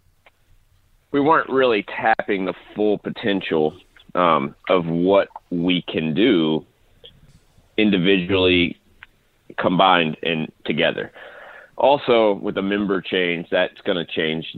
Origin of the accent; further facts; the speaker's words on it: Nashville, Tennessee, United States; I'm from Nashville